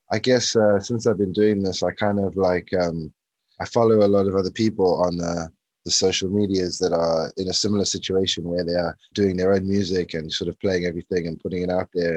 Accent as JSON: {"language": "English", "country": "South Africa", "tie": "born or raised there", "also_born_or_lived": "London, United Kingdom", "moved": "as an adult", "lives_now": "South London, United Kingdom", "said": "I was I was born in London originally. The first move was actually moving to South Africa, and then um, grew up in South Africa"}